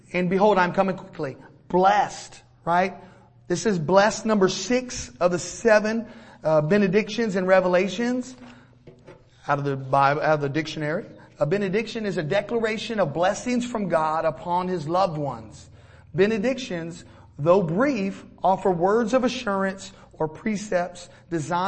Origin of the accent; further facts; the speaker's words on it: Florida, United States; now in Georgia, United States; We're from Florida, hurricanes all the time